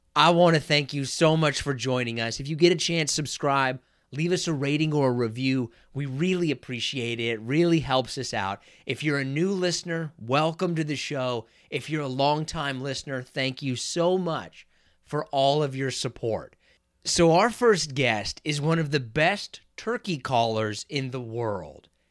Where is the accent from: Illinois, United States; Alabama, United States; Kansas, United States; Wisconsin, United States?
Kansas, United States; I grew up in Kansas